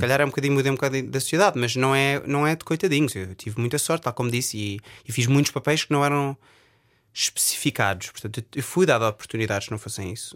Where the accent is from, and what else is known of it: Portugal; accent: Portuguese; moved away as an adult; also born or lived in England; now in United Kingdom